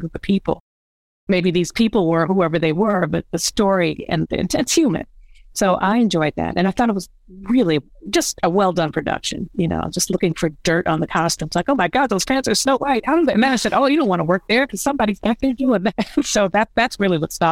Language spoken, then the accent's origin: English; Buffalo, New York, United States; moved away as an adult; also born or lived in Brooklyn, New York; I moved from Brooklyn to Buffalo, New York to be with my mom